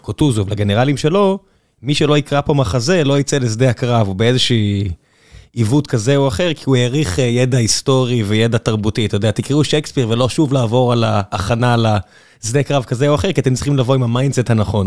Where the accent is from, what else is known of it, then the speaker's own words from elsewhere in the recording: Beersheba, Southern District, Israel; now in Tel Aviv, Israel; ואיפה שאני גדלתי בבאר שבע